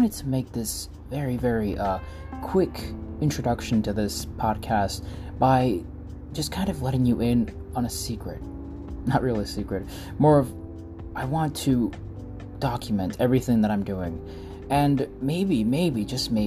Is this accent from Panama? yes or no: no; Mexico; English is a second language; moved away; I was born in Mexico. I came here, and I'm an immigrant.